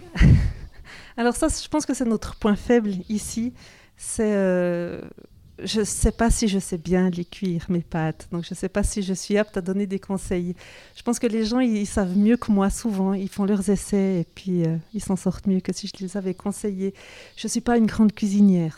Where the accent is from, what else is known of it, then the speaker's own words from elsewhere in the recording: Cernier, Neuchâtel, Switzerland; also born or lived in Zurich; je suis née ici, à Cernier, dans les bâtiments de l'école d'agriculture.